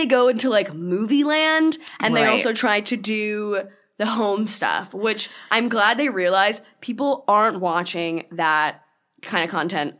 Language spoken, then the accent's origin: English; East Coast, United States; But I'm an East Coast girl.